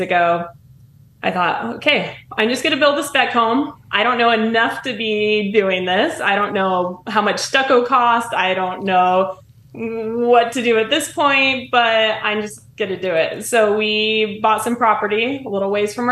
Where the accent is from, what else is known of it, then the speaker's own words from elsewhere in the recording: Alaska, United States; now in Twin Falls, United States; From Alaska. I'm building in Twin Falls, Idaho.